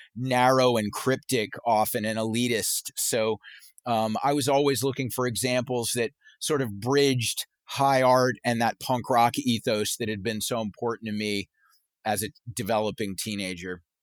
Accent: Charleston, South Carolina, United States; growing up in Charleston, South Carolina

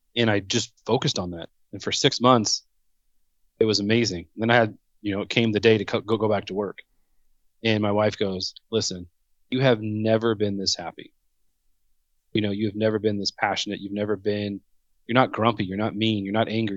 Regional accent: Southern California, United States; born and raised in Southern California

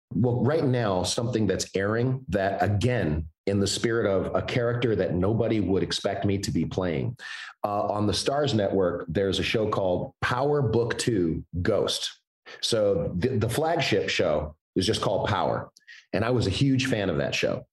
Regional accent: Chicago, Illinois, United States; also born or lived in Evanston; i was born in Evanston, but I was raised on the south side of Chicago

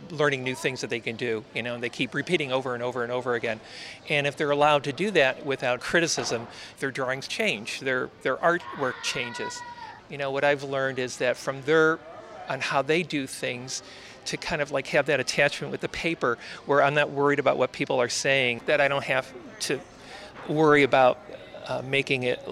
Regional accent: Chicago, Illinois, United States; moved away as an adult; now in Tucson, United States; I grew up in Chicago, and I moved here in the late

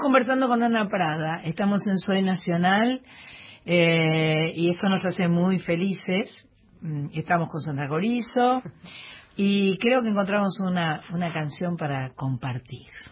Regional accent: Paysandú, Uruguay; moved away as an adult; also born or lived in Montevideo; lo amo a paisandú y yo soy de Paysandú.

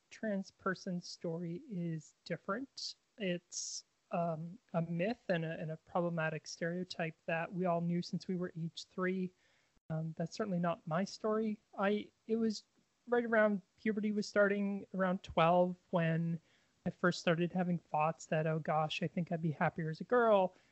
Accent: Victoria, British Columbia, Canada; In Victoria, BC, Canada.

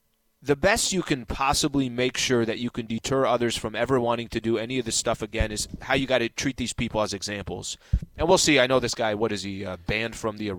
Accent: Atlanta, Georgia, United States; I'm watching these games like I'm born and raised in Atlanta, Georgia.

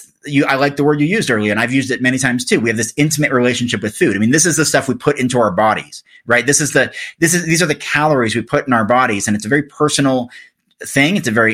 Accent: Oregon, United States; moved away; my home state of Oregon

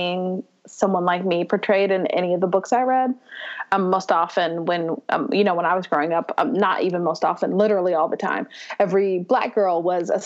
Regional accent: Louisville, Kentucky, United States; I've lived here my whole life

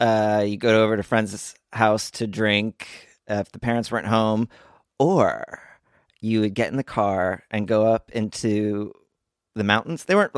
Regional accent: Montgomery, New Jersey, United States; moved away; I grew up in Montgomery, New Jersey

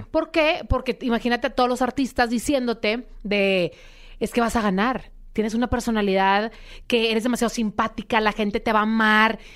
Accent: Monterrey, Nuevo León, Mexico; accent: regio; moved away as an adult; now in Mexico City, Mexico; Ahorita estoy viviendo en Ciudad de México, pero soy de Monterrey, sangre regia

